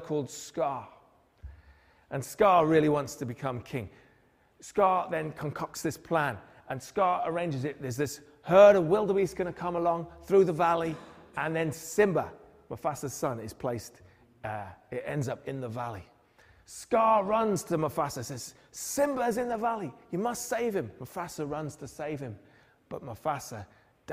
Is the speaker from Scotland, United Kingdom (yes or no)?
no; Newcastle upon Tyne, North East England, United Kingdom; we grew up in Newcastle